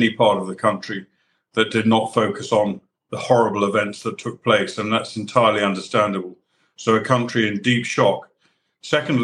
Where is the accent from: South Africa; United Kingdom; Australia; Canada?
United Kingdom; as a British soldier